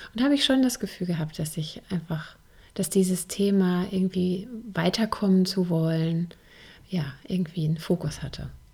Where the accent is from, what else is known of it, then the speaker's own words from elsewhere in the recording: Germany; hier bei uns in Deutschland